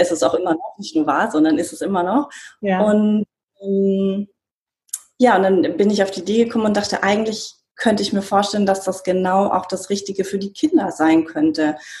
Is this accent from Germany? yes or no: yes; Bavaria, Germany; moved away; ich bin in Bayern aufgewachsen, also wirklich sehr konservativ.